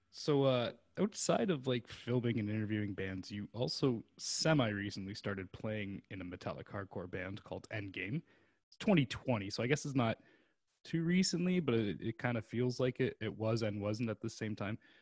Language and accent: English; Canada; a Canadian, like myself